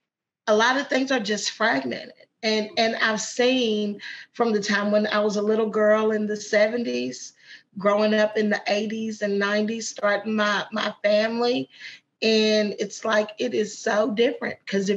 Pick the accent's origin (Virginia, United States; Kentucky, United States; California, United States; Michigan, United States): Kentucky, United States; Madisonville; also born or lived in Paducah / Owensboro / Louisville; So I'm from Madisonville, but then we lived in Paducah, then we lived in Owensboro, then we lived in Louisville.